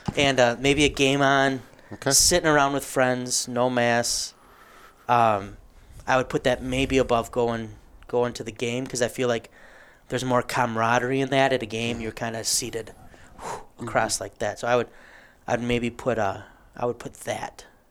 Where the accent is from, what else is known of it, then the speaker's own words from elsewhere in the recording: Livonia, Michigan, United States; I went to Livonia Franklin